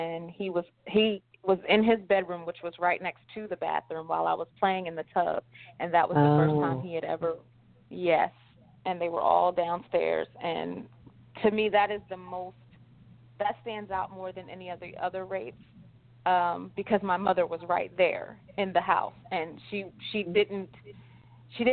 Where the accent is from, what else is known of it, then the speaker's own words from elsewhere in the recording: New Jersey, United States; also born or lived in Philadelphia, Pennsylvania; I'm originally from New Jersey